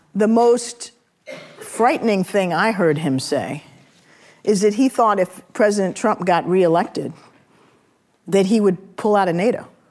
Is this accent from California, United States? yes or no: yes; San Francisco, California, United States; I'm also from San Francisco